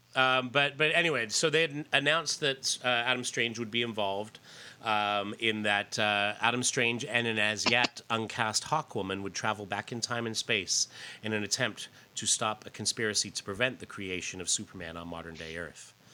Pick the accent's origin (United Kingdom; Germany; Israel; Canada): Canada; I grew up in Canada.